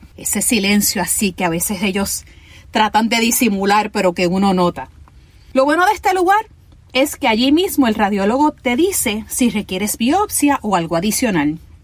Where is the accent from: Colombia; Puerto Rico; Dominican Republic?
Puerto Rico; Ponce; yo soy boricua